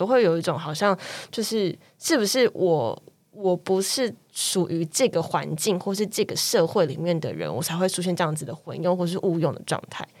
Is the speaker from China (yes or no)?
no; Taiwan; 但也许那是因为我可能是台湾人，我的母语就不是英语，也不是西班牙文，所以我觉得在阅读上面对我来说都是外文